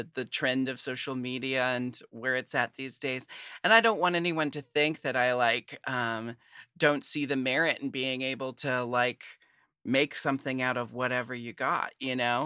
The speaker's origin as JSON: {"language": "English", "town": "Portland", "country": "United States", "said": "I'm from Portland"}